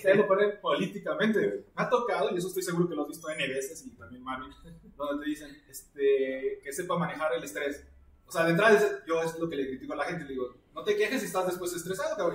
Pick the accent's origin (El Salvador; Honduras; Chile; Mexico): Mexico; como todo mexicano, casi la mayoría tenemos familiares allá